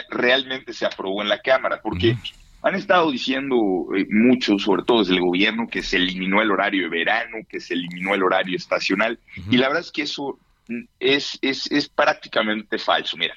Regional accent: Yucatán, Mexico; yo soy yucateco y en Yucatán amanece y anochece unos 45 minutos antes de la Ciudad de México.

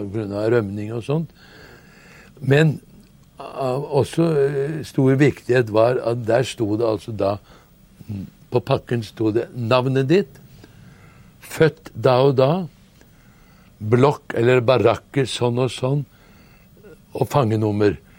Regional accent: Norway; vi som nordmenn

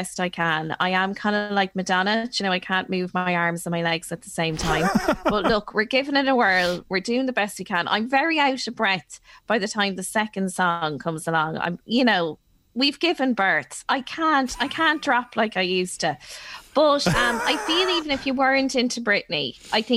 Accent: Ireland; we are Irish

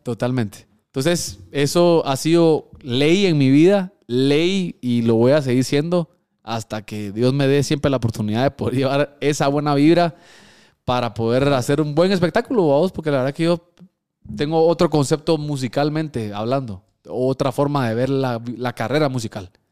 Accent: Guatemala; also born or lived in Mexico; Porque yo soy chapín. Punto, aquí nací, no puedo decir que soy de otro país.

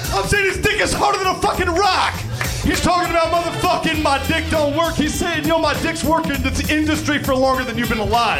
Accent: United States; moved away; also born or lived in New York; I'm from Jersey and New York

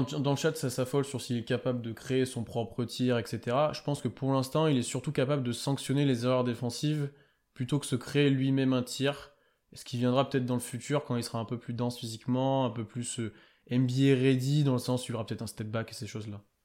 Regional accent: France; je sais qu'on est français

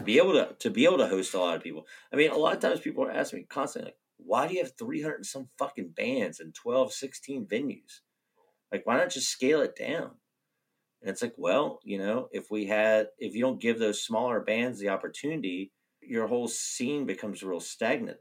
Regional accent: Roanoke, Virginia, United States; moved away as an adult; now in Gainesville, United States; Growing up in Roanoke

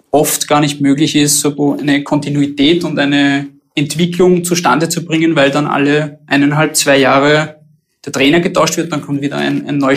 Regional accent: Austria; Wir haben es jetzt auch bei uns in Österreich natürlich auch mit, mit dem neuen Ligaformat

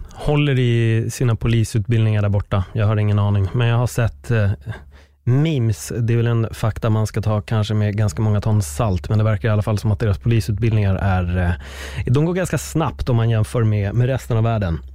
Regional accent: Sweden; Att jag föddes i Sverige med en spansk pappa

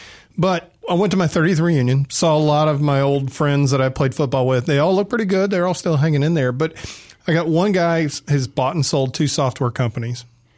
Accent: Marietta, Georgia, United States; you know, I grew up in Marietta, Georgia. I mean, my stadium was built.

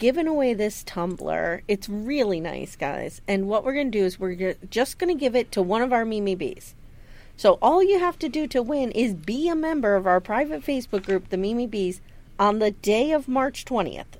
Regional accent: Pennsylvania, United States; we're from Pennsylvania. We've grown up with this groundhog nonsense

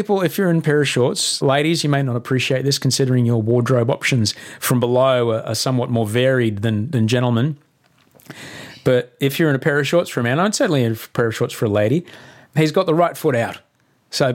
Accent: Brisbane, Queensland, Australia; moved away; Indooroopilly is right near where I grew up in Brisbane.

